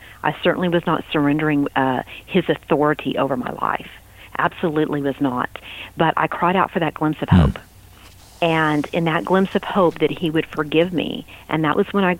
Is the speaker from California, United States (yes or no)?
no; Texas, United States; You know, I was from West Texas, and that's, you know, pop your beer and sit on the back of your truck, and you know, that's kind of the way we did Friday nights, right?